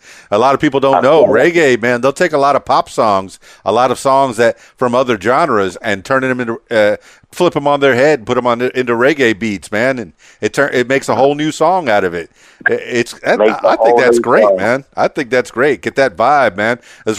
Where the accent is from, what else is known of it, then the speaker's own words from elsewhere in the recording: Miami, Florida, United States; You know, I'm from Miami, South Florida.